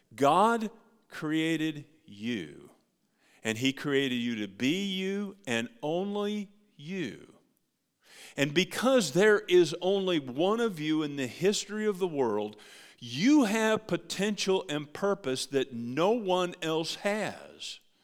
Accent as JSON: {"language": "English", "country": "United States", "said": "As American Christians"}